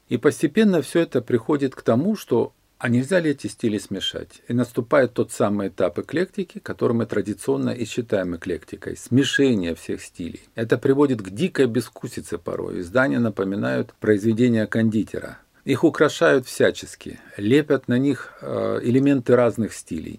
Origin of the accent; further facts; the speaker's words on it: Rostov-on-Don, Rostov Oblast, Russia; Я коренной ростовчанин, и я этот город наблюдаю больше 60 лет своей жизни